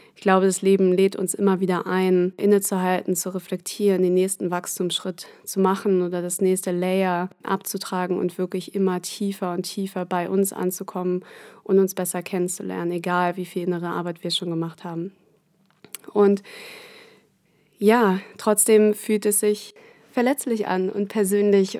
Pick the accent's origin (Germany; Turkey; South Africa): Germany; Ich, ähm, bin in Deutschland aufgewachsen, in der Nähe von Hamburg